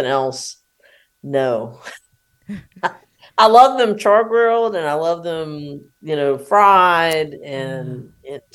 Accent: South Louisiana, United States; also born or lived in New Orleans; I'm from South Louisiana

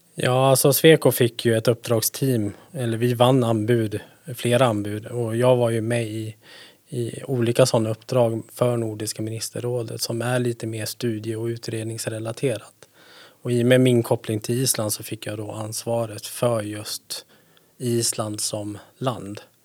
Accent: Stenungsund, Västra Götaland, Sweden; also born or lived in Gothenburg; now in Härnösand, Sweden; jag är född i Göteborg, men jag är uppväxt i Stenungsund

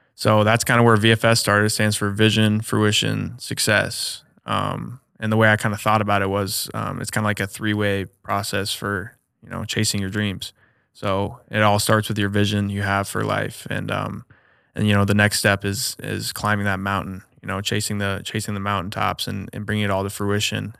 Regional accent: Omaha, Nebraska, United States; also born or lived in Ames, Iowa; back home, born and raised in Omaha, so I'm back home right now

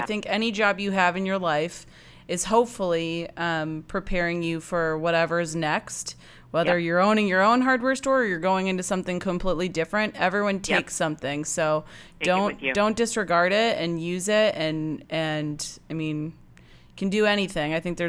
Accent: Illinois, United States; Everyone thought I was from Wisconsin, which is okay. I guess I have a Wisconsin vibe, although Illinois, you know, Illinois is pretty close.

